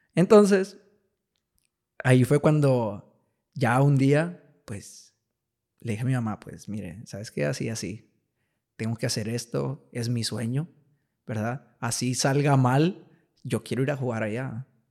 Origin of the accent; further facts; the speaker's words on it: Piedras Negras, Coahuila, Mexico; moved away; Yo, yo soy de aquí de Piedras. Ajá. Me, crié aquí en Piedras.